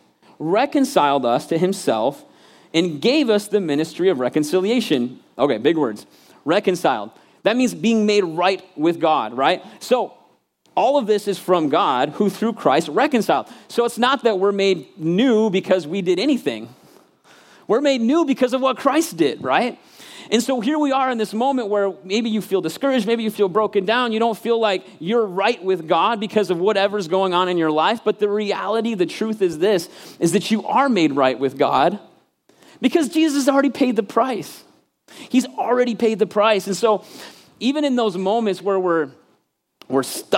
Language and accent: English; Michigan, United States; moved away as an adult; I was actually back home in Michigan. I'm from Michigan, and I got to preach in my home church, the church I literally, like, was born, and then when I graduated, I left, like, 18-year church